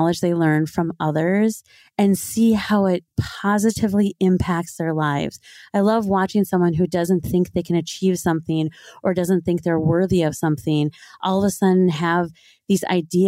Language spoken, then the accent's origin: English; Twin Cities area, Minnesota, United States; moved away; I grew up in Minnesota, so in the Twin Cities area, Minneapolis, St. Paul area